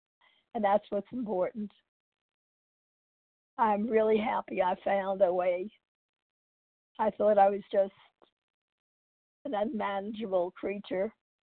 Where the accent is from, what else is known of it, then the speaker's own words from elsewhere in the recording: New York, United States; also born or lived in California; now in Texas, United States; I'm from New York, California, and now I live in Texas.